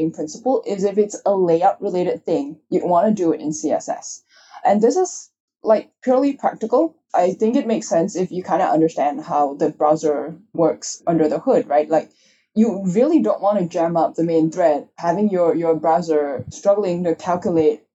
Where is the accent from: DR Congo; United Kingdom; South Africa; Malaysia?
Malaysia; I'm Chinese, if you can tell from my name. And so I grew up in Malaysia